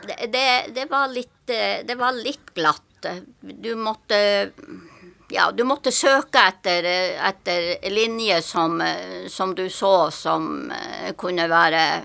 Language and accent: Norwegian; Tromsø, Troms, Norway; now in Sørlandet, Norway; jeg er født i Tromsø, og som min mor og far og mine søsken bodde på ei øy som heter Håja. Det ligger utenfor Kvaløya, ut i, langt ute i havet. Og der jeg, bodde jeg til jeg var sju år.